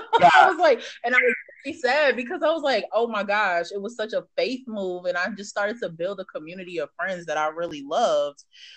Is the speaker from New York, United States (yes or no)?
yes; New York, United States; moved away as an adult; now in Nashville, United States; growing up in New York.